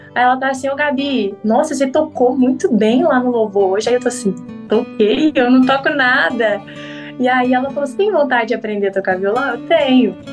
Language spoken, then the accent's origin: Portuguese; Cordisburgo, Minas Gerais, Brazil; falo de Cordesburgo, que é a cidade, minha cidade natal, né, no interior de Minas Gerais